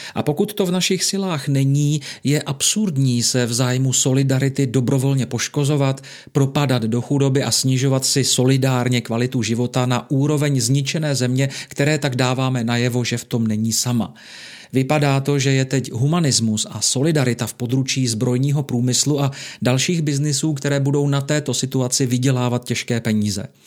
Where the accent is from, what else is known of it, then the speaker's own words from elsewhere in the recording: Czechia; jsme my Češi hodným a empatickým národem